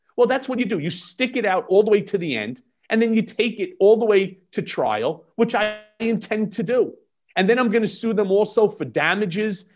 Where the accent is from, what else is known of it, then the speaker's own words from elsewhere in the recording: United States; also born or lived in New York; as an American